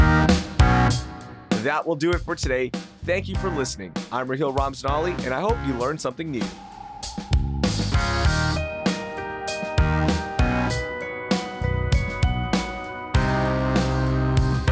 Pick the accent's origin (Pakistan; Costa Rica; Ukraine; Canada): Pakistan; now in United States; being a Pakistani immigrant